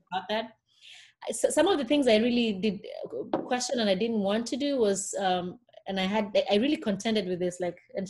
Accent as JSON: {"language": "English", "country": "Kenya", "tie": "born or raised there", "also_born_or_lived": "Connecticut", "moved": "as an adult", "lives_now": "Fort Worth, United States", "said": "I was born and raised in Kenya, surrounded by very many sisters and aunties and cousins"}